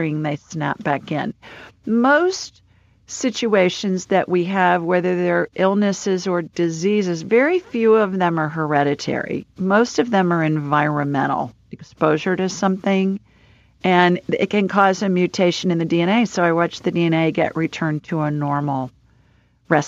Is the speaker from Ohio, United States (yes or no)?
yes; Ohio, United States; moved away as an adult; also born or lived in South Dakota / Los Angeles; I grew up in Ohio, Lori, and then I lived in South